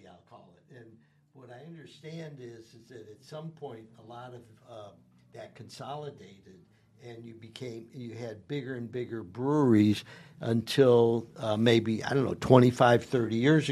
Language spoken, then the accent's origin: English; Cleveland, Ohio, United States; I grew up in Cleveland, Ohio